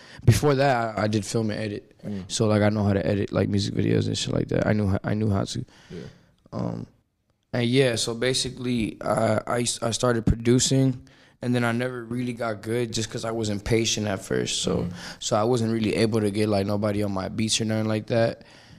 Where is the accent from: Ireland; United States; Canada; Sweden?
United States; Miami, Florida; also born or lived in Chicago, Illinois; I'm from Miami, Florida. South Florida, you know what I'm saying? I was born in Chicago, Illinois, but I moved to Florida when I was about 3 or 4, and I grew up there. That's why I consider myself from Florida.